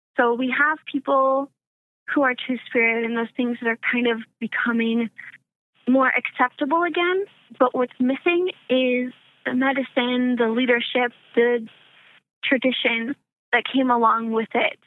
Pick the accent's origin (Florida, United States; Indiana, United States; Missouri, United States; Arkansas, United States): Arkansas, United States; moved away; I'm originally from the South, um, Arkansas specifically.